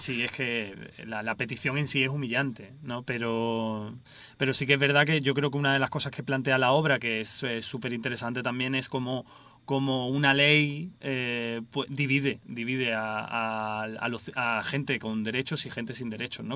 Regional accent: Seville, Andalusia, Spain; moved away as an adult; now in Madrid, Spain; yo nací en Sevilla y, y nada, estudié allí en Sevilla

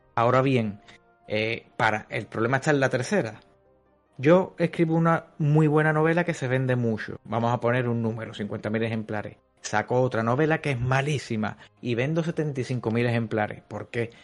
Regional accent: Cádiz, Andalusia, Spain; en la ciudad de Cádiz, que es una ciudad de aquí del sur de España, que es de donde soy yo

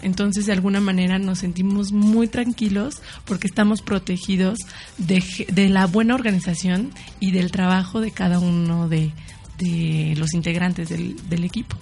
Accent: Morelos, Mexico; Yo soy de Morelos

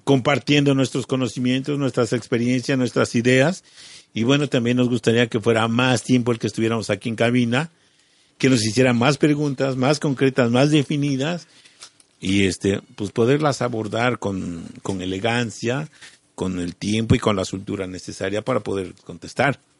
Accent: Mexico; Eso indígena ya lo tenemos en la sangre. Y eso es lo que somos todos los mexicanos

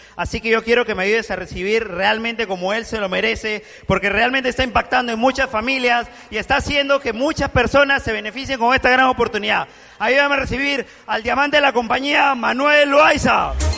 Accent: Cusco, Peru; yo soy de Cusco

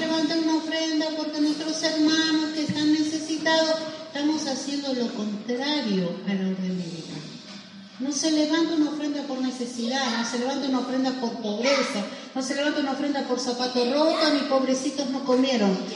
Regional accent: Argentina

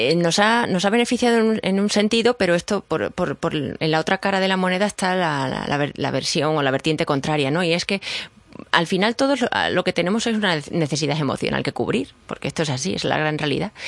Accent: Badajoz, Extremadura, Spain; moved away; mi tierra, en Badajoz, donde yo estudié

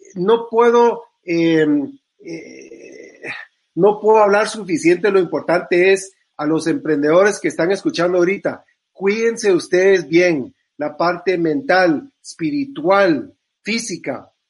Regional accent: Guatemala; yo como guatemalteco

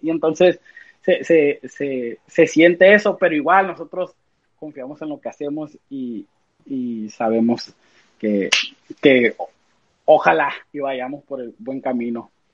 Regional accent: United States; somos músicos de acá, de Estados Unidos

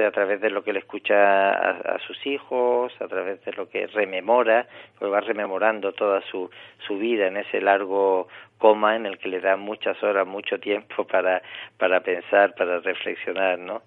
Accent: Tangier, Tanger-Tetouan-Al Hoceima, Morocco; moved away as an adult; nací en Tánger y viví en Marruecos los 27 primeros años de, mi vida

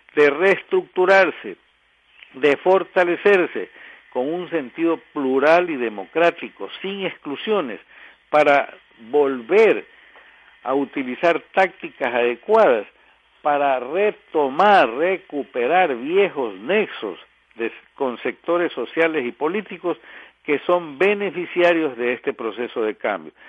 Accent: Ecuador

